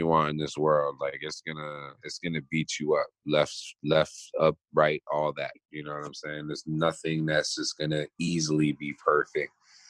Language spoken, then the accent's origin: English; East Coast, United States; Cause I'm from the East Coast.